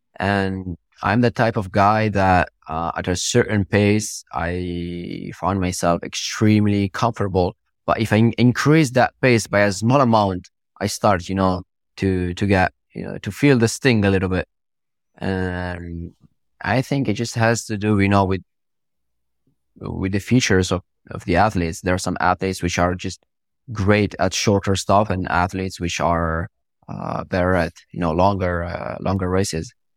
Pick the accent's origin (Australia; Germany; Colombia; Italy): Italy; first language Italian; English is a second language; also born or lived in Morocco; I was actually born from Morocco and I moved to Italy when I was two years old. And I grew up in Italy. I, I went to school in Italy. So my first language is Italian.